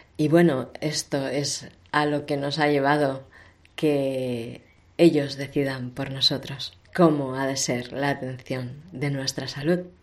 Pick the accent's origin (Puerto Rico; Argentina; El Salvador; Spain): Spain; Barcelona, Catalonia; soy de Barcelona